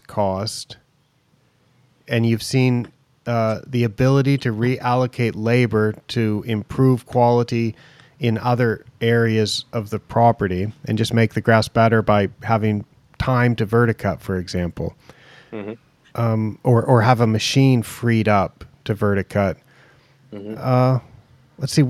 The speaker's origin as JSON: {"language": "English", "region": "Oregon", "country": "United States", "tie": "born or raised there", "said": "I grew up in Oregon"}